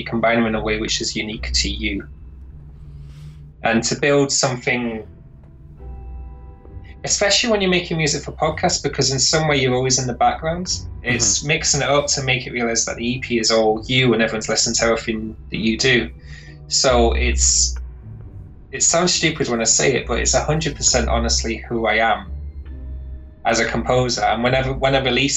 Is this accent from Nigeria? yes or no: no; Lancaster, North West England, United Kingdom; moved away as an adult; also born or lived in Glasgow, Scotland; I moved from Lancaster in Northern England to Glasgow in Scotland